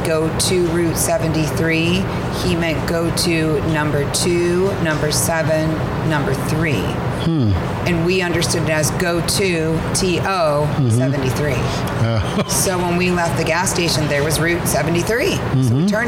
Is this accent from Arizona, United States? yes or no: yes; Arizona, United States; I grew up in Arizona